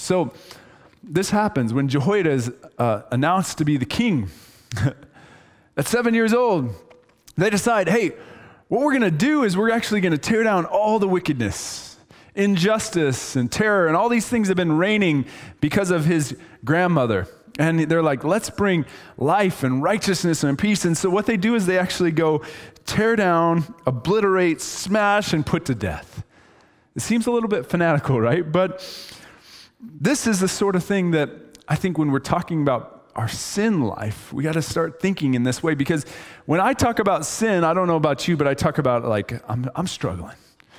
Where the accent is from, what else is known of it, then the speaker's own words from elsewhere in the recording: Idaho, United States; And just so you know, I'm from Idaho